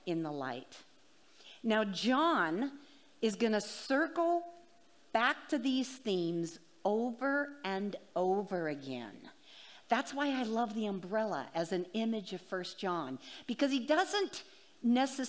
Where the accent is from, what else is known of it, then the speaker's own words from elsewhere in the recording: Washington, United States; moved away as an adult; now in Boston, United States; I am from Washington State, and I lived there for 37 years